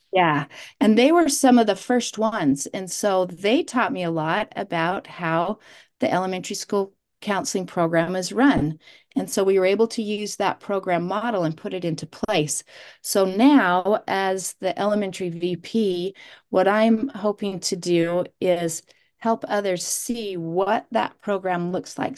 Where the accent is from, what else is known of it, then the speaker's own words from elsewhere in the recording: South Jordan, Utah, United States; also born or lived in Sanpete County, Utah; I grew up in South Jordan and went to Bingham High School